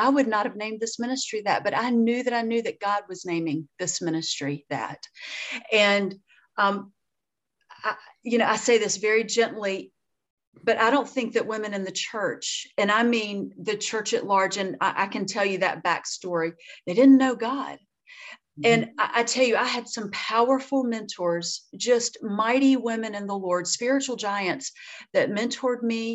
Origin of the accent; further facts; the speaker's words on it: Deep South, United States; I'm from the South and really from the deep South. I grew up eating a lot of fried food